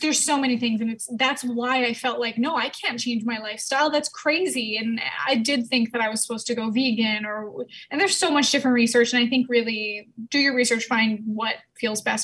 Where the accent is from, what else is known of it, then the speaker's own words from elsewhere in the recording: Canada; I'm from Canada